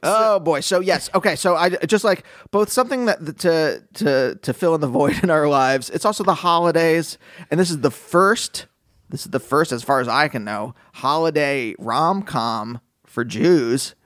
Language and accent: English; Pennsylvania, United States; my youth growing up in Pennsylvania